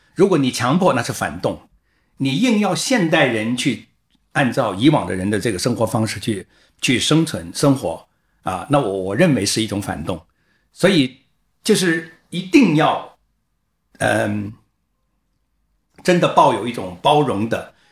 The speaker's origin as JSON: {"language": "Chinese", "country": "China", "also_born_or_lived": "Guangdong", "said": "我是一个中国人"}